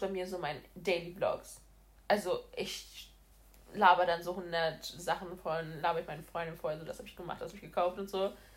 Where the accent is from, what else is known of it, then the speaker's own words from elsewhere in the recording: Brazil; moved away; ich komme ursprünglich aus Brasilien und meine ganze Familie ist in Brasilien